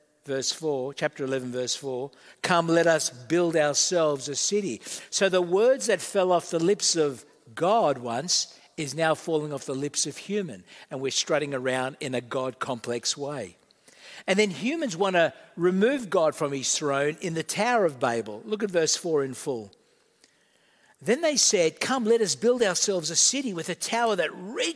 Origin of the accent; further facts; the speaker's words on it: Australia; also born or lived in Malta; I'm part Australian, part Maltese